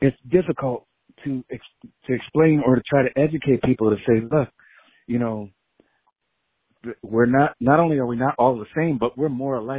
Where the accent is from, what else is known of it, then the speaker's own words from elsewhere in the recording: Philadelphia, Pennsylvania, United States; I grew up in Philadelphia. Both my parents are Puerto Rican.